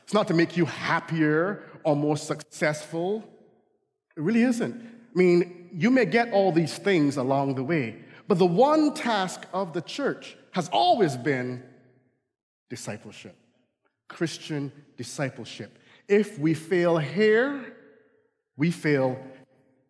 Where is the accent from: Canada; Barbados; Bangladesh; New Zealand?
Barbados; accent: Barbadian; now in United States; I grew up in the Caribbean, so fall, you know, we don't have fall